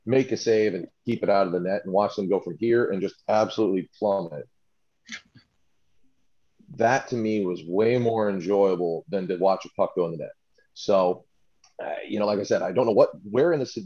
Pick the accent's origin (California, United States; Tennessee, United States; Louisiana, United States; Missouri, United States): Missouri, United States; St. Louis; growing up in St. Louis, my family, we were big Blues fans.